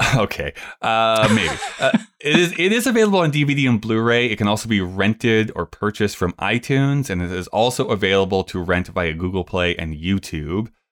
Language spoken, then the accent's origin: English; Canada; as a Canadian